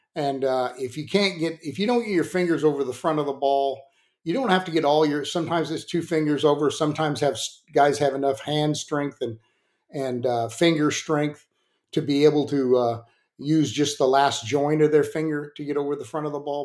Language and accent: English; San Diego, California, United States; I grew up in San Diego